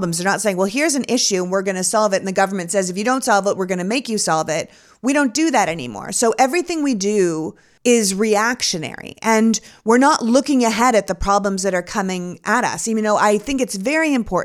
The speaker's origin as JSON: {"language": "English", "country": "Canada", "tie": "born or raised there", "moved": "yes", "lives_now": "United States", "said": "I grew up in Canada"}